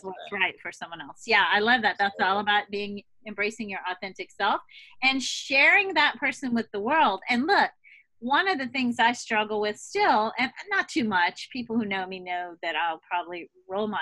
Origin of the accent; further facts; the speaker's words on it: the South, United States; moved away as an adult; also born or lived in Boston; I came from the South